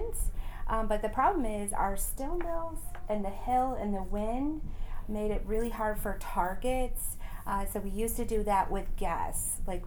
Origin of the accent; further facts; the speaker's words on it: Cleveland, Ohio, United States; I grew up here in Cleveland my whole life